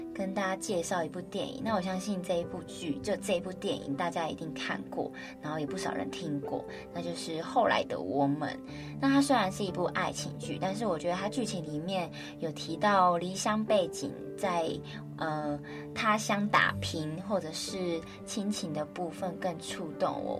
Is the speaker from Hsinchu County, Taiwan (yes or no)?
no; Kaohsiung, Taiwan; moved away as an adult; now in Taipei, Taiwan; 小时候在高雄念书的时候